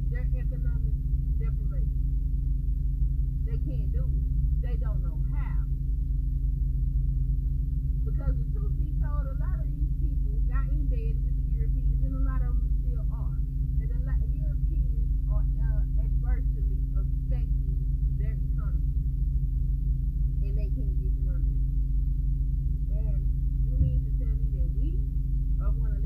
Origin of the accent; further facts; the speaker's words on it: United States; We as Americans